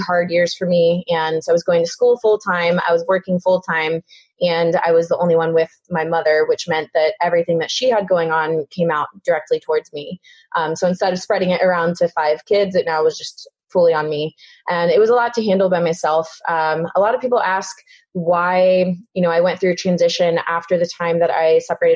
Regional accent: Houston, Texas, United States; I grew up in Houston, Texas.

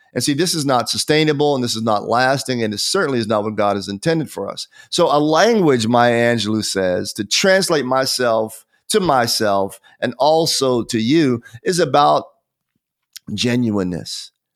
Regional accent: Pennsylvania, United States; now in Atlanta, United States; as a child growing up in Pennsylvania

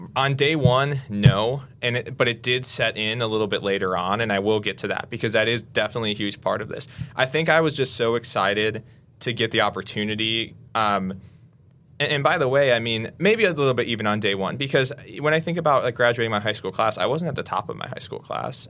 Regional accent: Waukesha, Wisconsin, United States; moved away as an adult; I grew up in Waukesha, um, and my family has been in Waukesha for three or four generations now

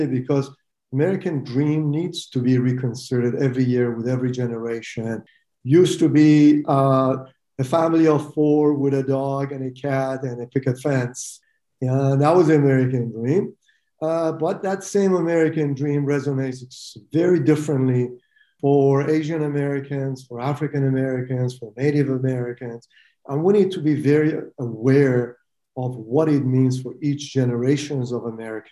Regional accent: Iran; moved away as an adult; also born or lived in Utah, United States; now in United States; I'm an immigrant from Iran, and I lost my country to Khomeini, who took over my country, and I couldn't go back.

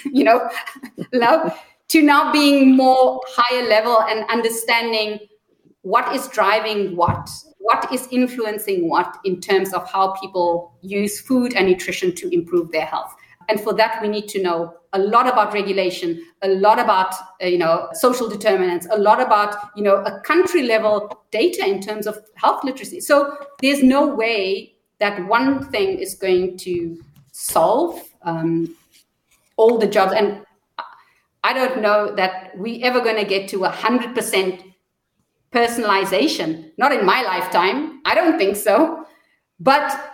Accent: South Africa; I'm South African

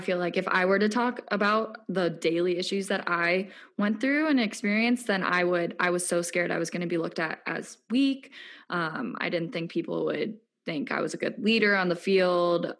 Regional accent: Lake Forest, Illinois, United States; moved away; I'm from Lake Forest, Illinois, which is a suburb north of Chicago.

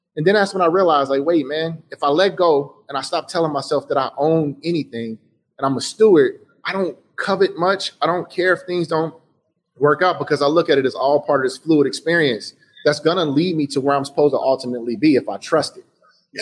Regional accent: Chicago, Illinois, United States; I say I'm from Chicago

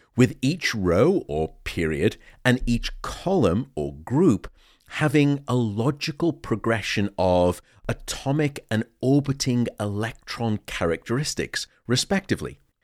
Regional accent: Liverpool, North West England, United Kingdom; born and raised in Liverpool

